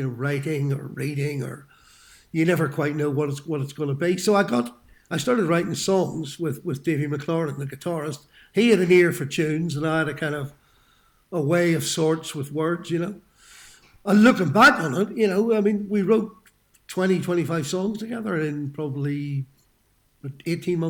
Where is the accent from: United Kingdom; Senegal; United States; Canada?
United Kingdom; Belfast, Northern Ireland; moved away; I grew up in North Belfast, in quite a hard hit part of town, just off the old Park Road